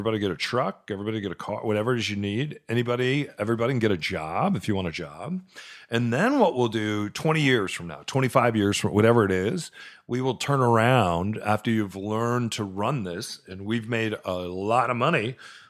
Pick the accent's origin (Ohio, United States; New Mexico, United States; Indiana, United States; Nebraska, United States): New Mexico, United States; Albuquerque; also born or lived in Arizona / California / Texas; now in Washington State, United States; growing up in Albuquerque